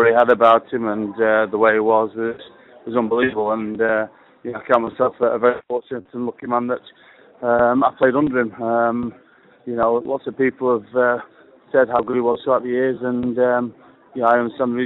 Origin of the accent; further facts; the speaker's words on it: Preston, North West England, United Kingdom; I didn't grow up as a Nottingham lad. I'm originally from Preston